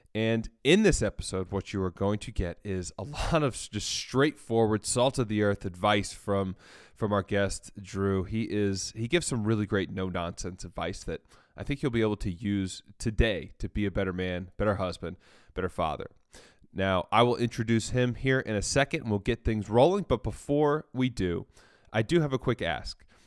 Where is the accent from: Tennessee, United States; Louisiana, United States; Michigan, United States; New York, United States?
Tennessee, United States; Chattanooga; my hometown of Chattanooga